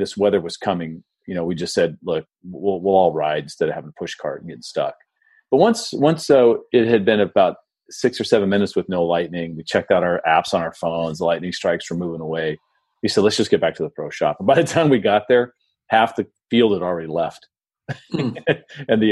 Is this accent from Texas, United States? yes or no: no; San Diego, California, United States; also born or lived in Phoenix, Arizona; now in St. Petersburg, United States; where I grew up in San Diego